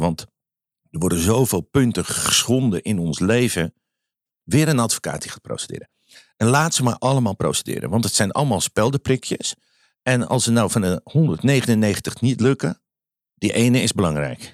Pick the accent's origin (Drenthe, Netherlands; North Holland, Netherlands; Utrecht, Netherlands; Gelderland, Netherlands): North Holland, Netherlands; Amsterdam; ik ben Amsterdammer